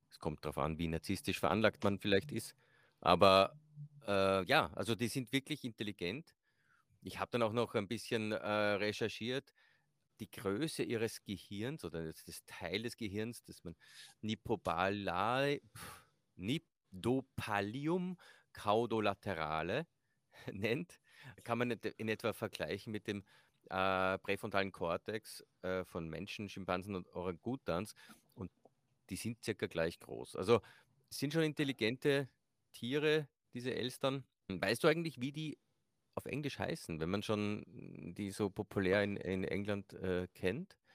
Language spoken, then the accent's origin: German; Austria